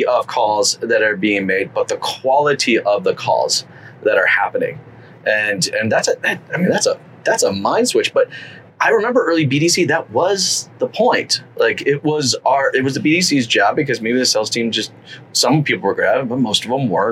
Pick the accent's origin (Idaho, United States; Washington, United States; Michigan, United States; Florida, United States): Idaho, United States; moved away as an adult; now in Canada; I'm a permanent resident. I've been there for 12 years, but I was born in Idaho